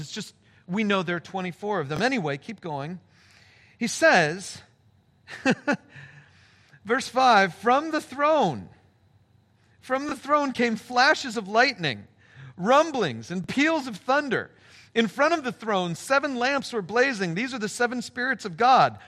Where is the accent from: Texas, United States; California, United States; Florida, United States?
California, United States; Palm Springs; moved away; my hometown